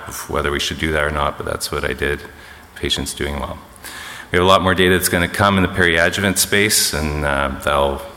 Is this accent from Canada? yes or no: yes; Canada; I'm Canadian.